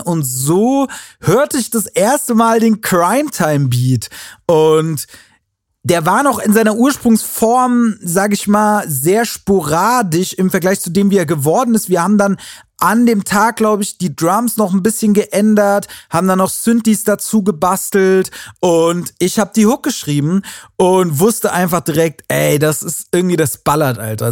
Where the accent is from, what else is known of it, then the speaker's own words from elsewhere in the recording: Wiesbaden, Hesse, Germany; Das ist in Wiesbaden, äh, in meiner Heimatstadt